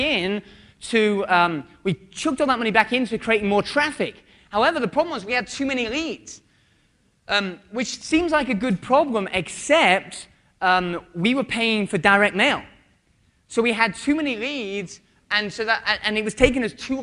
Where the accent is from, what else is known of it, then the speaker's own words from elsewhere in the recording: United Kingdom; I'm British.